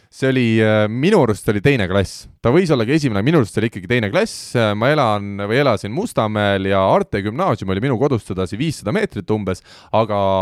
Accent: Estonia; me oleme Eestist

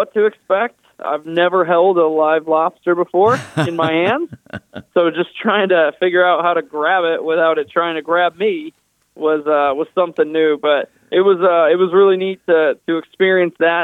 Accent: Connecticut, United States; growing up in the Connecticut area

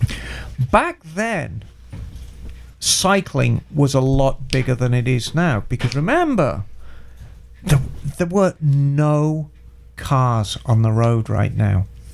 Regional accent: Birmingham, West Midlands, United Kingdom; moved away as an adult; my hometown in Birmingham

